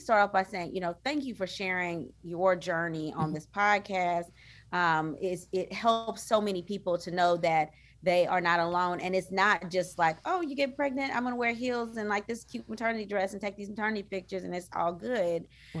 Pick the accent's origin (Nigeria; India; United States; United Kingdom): United States; DeRidder, Louisiana; now in Houston, United States; from a really small town called DeRidder, Louisiana. There's only about 10,000 people there. That is my hometown. It's by Lake Charles, Louisiana.